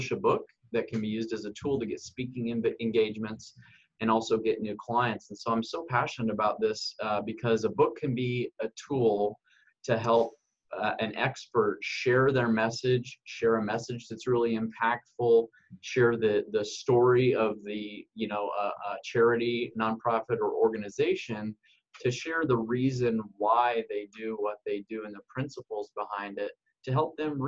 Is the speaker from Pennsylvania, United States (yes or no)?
no; Southern California, United States; moved away as an adult; now in Arizona, United States; I grew up in Southern California and went into the military at the age of 18